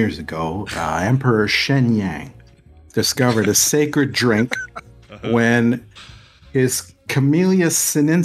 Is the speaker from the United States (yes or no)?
no; Canada; accent: Trailer Park Boys accent; I'm the Canadian one